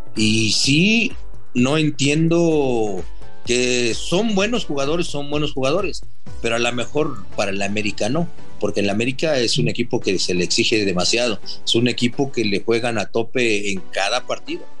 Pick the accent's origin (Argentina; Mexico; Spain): Mexico